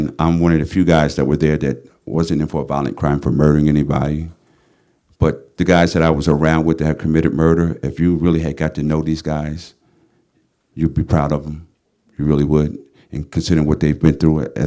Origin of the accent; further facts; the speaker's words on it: New York, United States; now in San Quentin, United States; I'm originally from New York